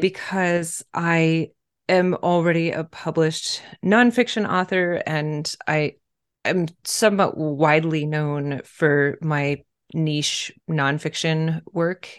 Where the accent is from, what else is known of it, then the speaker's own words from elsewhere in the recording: Pennsylvania, United States; moved away as an adult; now in Baltimore, United States; I'm originally from Pennsylvania and associate more with the Northeast that way